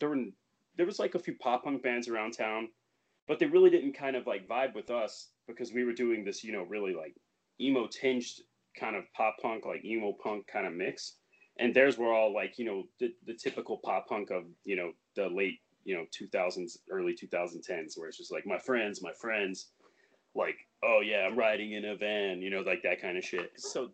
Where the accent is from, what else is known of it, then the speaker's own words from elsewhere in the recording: Nashville, Tennessee, United States; a lot of the people that, you know, grew up in Nashville or born and raised in Nashville and went to music shows and stuff like I did when I was a kid